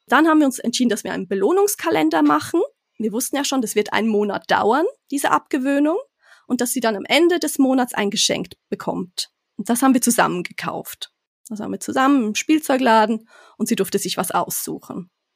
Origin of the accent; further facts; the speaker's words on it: Switzerland; moved away as an adult; ich bin gebürtige Schweizerin, aber jetzt erst ganz frisch wieder mit meiner Familie zurück